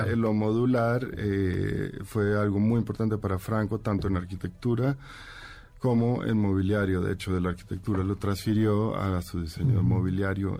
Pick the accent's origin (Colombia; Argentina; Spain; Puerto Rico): Colombia; now in Mexico City, Mexico; Yo sí crecí crecí en Colombia, muy rodeado del mundo de la salsa